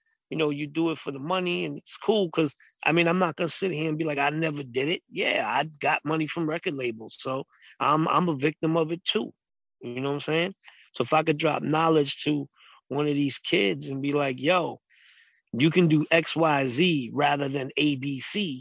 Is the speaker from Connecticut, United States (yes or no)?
no; New York City, New York, United States; growing up in East New York, Brooklyn.